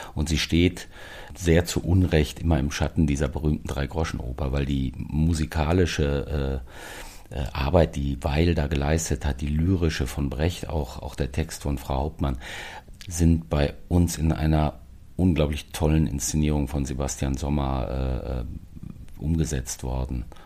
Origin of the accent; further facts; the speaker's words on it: the Ruhr area, North Rhine-Westphalia, Germany; now in Berlin, Germany; die Heimatdialekte hört und die Sprache aus dem Pott